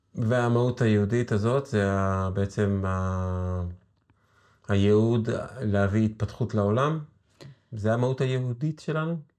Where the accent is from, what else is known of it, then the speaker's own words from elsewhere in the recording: Israel; יש לנו כישראלים, כישראל, יהודים